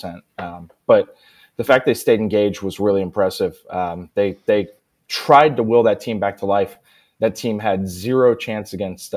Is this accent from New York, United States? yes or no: no; Northern California, United States; moved away; growing up in NorCal